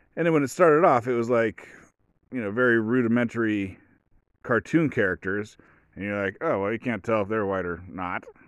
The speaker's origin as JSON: {"language": "English", "country": "United States", "said": "I'm an American."}